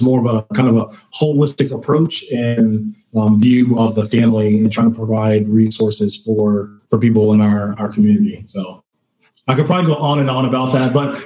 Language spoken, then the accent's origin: English; Baltimore, Maryland, United States; moved away as an adult; now in Lancaster, United States; I'm a transplant as well. I'm from Baltimore and have been here for about 6 years or so.